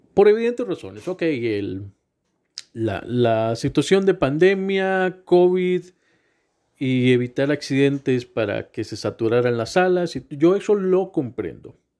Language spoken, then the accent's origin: Spanish; Costa Rica; Soy el Tico